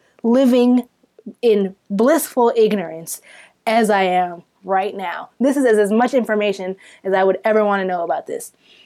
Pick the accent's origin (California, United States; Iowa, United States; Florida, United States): Florida, United States; I'm not Sudanese. I'm from Florida.